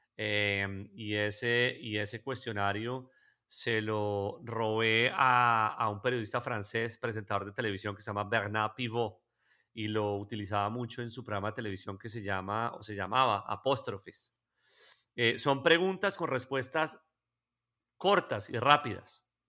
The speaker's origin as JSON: {"language": "Spanish", "country": "Colombia", "said": "nosotros como colombianos"}